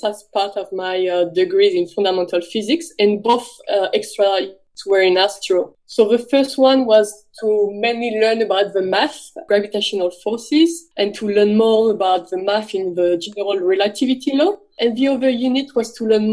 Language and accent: English; north of France, France; moved away as an adult; now in Melbourne, Australia; I'm from the north of France. I was actually born right at the border between France and Belgium